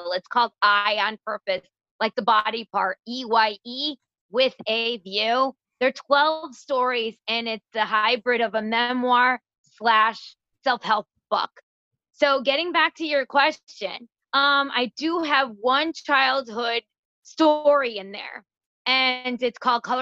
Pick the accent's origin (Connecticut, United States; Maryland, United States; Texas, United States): Connecticut, United States; I was born and raised in Connecticut.